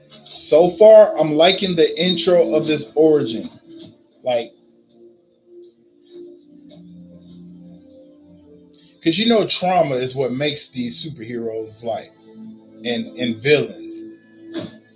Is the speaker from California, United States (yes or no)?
no; New York, United States; I'm from New York